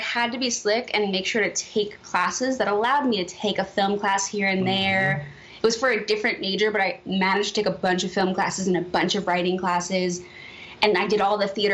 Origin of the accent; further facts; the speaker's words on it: New York City, New York, United States; I was that girl from Brooklyn